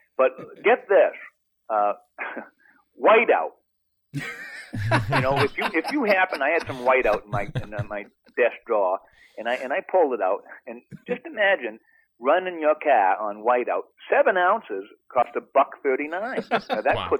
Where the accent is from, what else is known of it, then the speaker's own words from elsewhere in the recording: Maine, United States; born there; For those of you who don't know, I was born in Maine